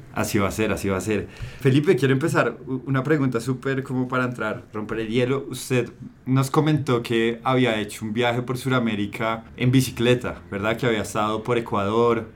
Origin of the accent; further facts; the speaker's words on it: Colombia; nosotros tenemos como colombianos